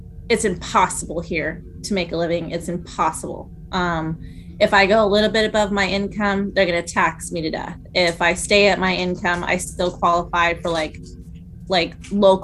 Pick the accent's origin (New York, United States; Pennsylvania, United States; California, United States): California, United States; also born or lived in San Diego, California / Hawaii; I've lived in California my whole life. I'm originally from Southern California. I was born in San Diego